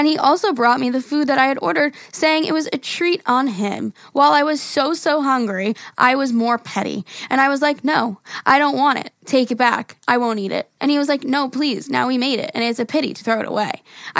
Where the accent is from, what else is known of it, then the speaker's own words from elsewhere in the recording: Greece; I'm from Greece, and here in our beaches, we usually have beach bars that have drinks.